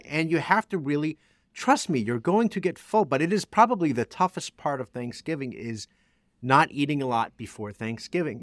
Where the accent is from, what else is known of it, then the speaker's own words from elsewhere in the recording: New Jersey, United States; I'm from Jersey